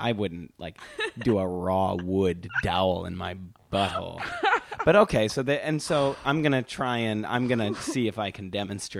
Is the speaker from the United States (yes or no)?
yes; Wisconsin, United States; I'm from Wisconsin.